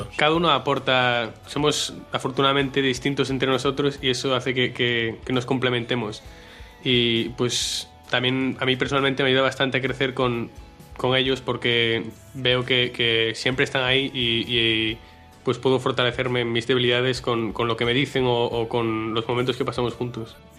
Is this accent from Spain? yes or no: yes; Marín, Galicia, Spain; tengo 19 años, soy de Marín